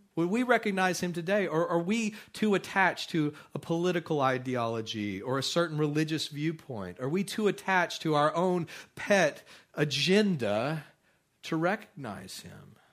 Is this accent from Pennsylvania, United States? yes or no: no; Midland, Texas, United States; I grew up out in Midland, Texas, and that place is pretty barren